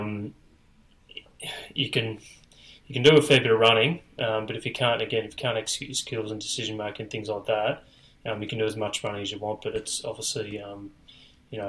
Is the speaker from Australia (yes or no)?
yes; Gold Coast, Queensland, Australia; all the guys I grew up with up on the Gold Coast